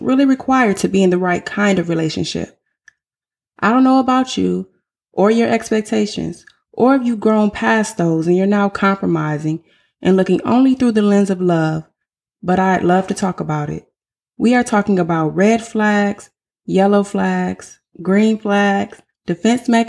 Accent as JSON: {"language": "English", "town": "Flint", "region": "Michigan", "country": "United States", "tie": "born or raised there", "also_born_or_lived": "Southern California", "moved": "as an adult", "lives_now": "Texas, United States", "said": "I'm originally from Flint, Michigan. I was born and raised in Flint before relocating all over the world"}